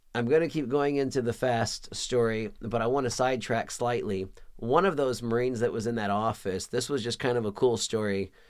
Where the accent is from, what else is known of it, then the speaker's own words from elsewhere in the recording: Pflugerville, Texas, United States; moved away as an adult; also born or lived in San Diego, California; I was raised in the Austin, Texas region, a little town called Pflugerville, Texas